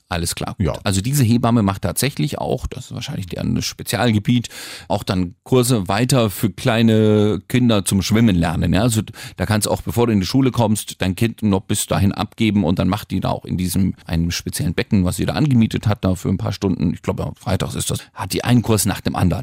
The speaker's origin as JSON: {"language": "German", "area": "Franconia", "region": "Bavaria", "country": "Germany", "said": "wir sind nicht konservativ in Franken, wir sind auch nicht katholisch"}